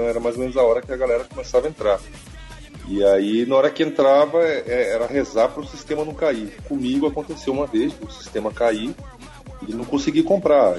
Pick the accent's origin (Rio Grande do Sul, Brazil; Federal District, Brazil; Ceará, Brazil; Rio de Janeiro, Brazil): Federal District, Brazil; Brasília; sou de Brasília